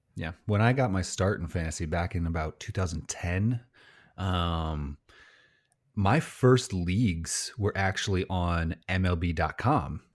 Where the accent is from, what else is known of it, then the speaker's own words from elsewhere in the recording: Illinois, United States; I'm from Illinois